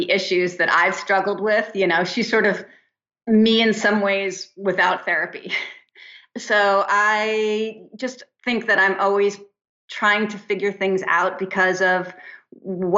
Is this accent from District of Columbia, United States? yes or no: no; New Jersey, United States; also born or lived in East Hampton, New York; now in Santa Monica, United States; I did move to the West Coast, but I'm from New Jersey